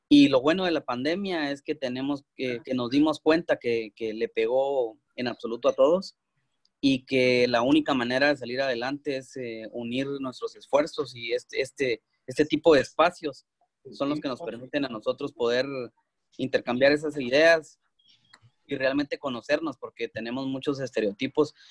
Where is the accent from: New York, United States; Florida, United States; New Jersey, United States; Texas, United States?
Texas, United States; Yo vengo de Texas, Texas no es tan solidario eh, como California